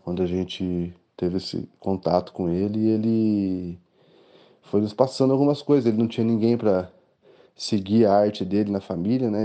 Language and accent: Portuguese; Cornélio Procópio, Paraná, Brazil; now in Londrina, Brazil; eu morava em Cornélio Procópio, que eu sou de Cornélio Procópio